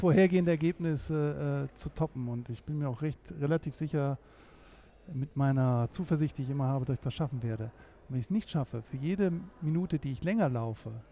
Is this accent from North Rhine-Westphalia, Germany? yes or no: yes; Bonn, North Rhine-Westphalia, Germany; wo ich herkomme. Ich komme aus Bonn